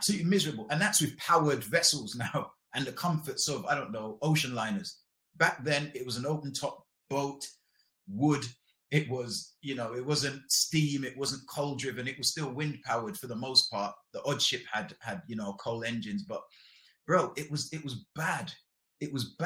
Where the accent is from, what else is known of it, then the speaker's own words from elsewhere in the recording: London, United Kingdom; also born or lived in Jamaica; I moved to London to live with my mom.